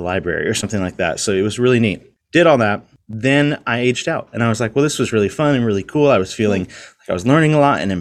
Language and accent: English; Virginia Beach, Virginia, United States; I grew up in Virginia Beach, Virginia.